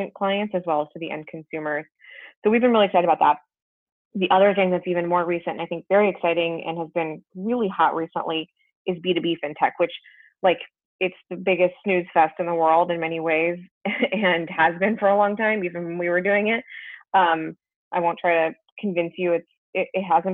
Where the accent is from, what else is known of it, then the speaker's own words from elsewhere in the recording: Berkeley, California, United States; I grew up in Berkeley, California. Not too far from where I am right now.